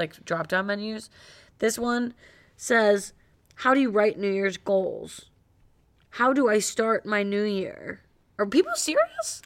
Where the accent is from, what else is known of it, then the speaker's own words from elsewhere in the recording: Cleveland, Ohio, United States; I'm from Cleveland.